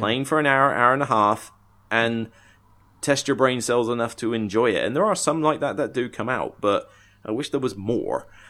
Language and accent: English; Somerset, South West England, United Kingdom; moved away; also born or lived in Southampton; I come from Somerset originally